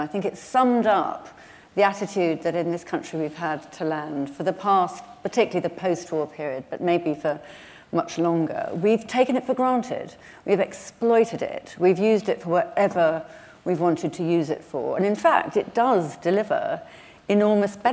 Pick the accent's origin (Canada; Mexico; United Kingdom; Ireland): United Kingdom; England; I'm from the North Pennines